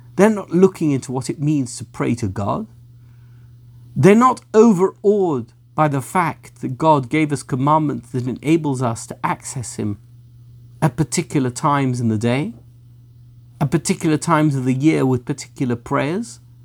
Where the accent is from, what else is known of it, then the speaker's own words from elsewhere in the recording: England, United Kingdom; I'm British, I come from England.